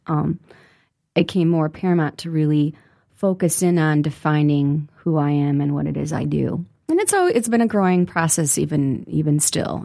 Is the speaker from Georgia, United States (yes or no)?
no; Detroit, Michigan, United States; growing up in the city of Detroit